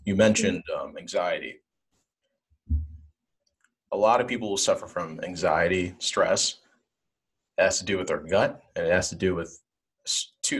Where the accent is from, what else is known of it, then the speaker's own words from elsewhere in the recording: Nigeria; I'm from Nigeria